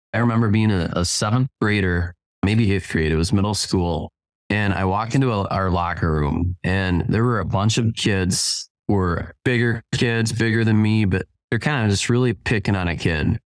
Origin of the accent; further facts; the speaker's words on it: Spring Lake Park, Minnesota, United States; I grew up in Twin Cities, uh, Spring Lake Park